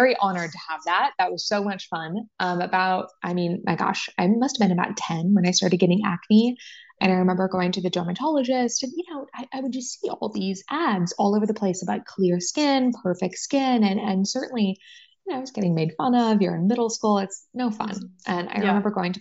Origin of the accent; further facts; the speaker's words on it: San Francisco Bay Area, California, United States; now in San Diego, United States; I'm a California girl, born and raised. I grew up in the San Francisco Bay Area